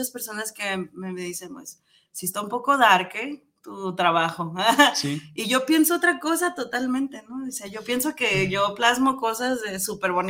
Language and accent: Spanish; Nogales, Sonora, Mexico; also born or lived in Hermosillo; now in Guadalajara, Mexico; Yo no soy de aquí, eh, soy de, Sonora. soy de Nogales, Sonora.